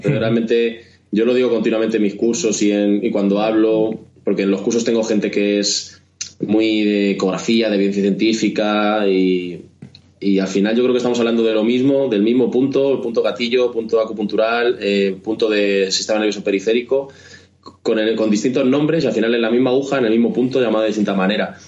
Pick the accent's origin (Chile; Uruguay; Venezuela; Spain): Spain; somos españoles, latinos